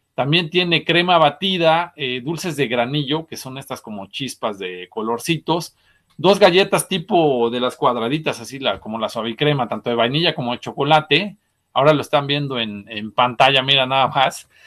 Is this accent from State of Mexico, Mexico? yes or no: no; Puebla, Mexico; los que somos de Puebla